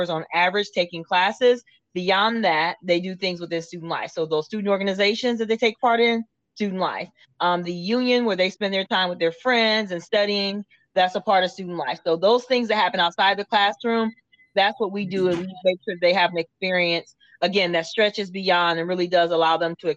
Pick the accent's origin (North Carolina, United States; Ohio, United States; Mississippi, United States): Ohio, United States; Akron; now in Florida, United States; I am from Akron, Ohio